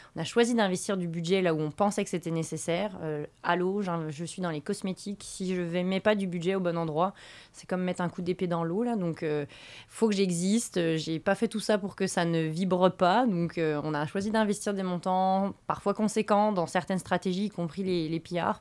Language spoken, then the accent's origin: French; Bourgogne-Franche-Comté, France; moved away as an adult; now in Quebec, Canada; je viens de la Franche-Comté, donc qui est une petite région entre la Bourgogne et l'Alsace.